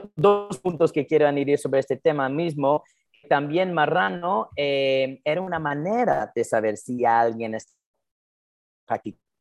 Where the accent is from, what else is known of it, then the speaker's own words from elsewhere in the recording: New Jersey, United States; Spanish is a second language; moved away as an adult; also born or lived in Madrid / Miami; yo, yo he nacido y crecí en New Jersey, eh, hablando un poco hebreo, ah, mucho inglés, obviamente